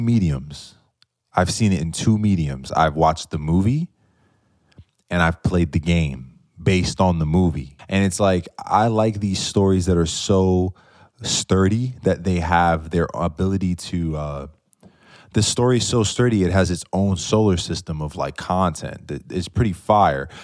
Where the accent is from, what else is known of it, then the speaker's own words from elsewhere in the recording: New York, United States; I'm from New York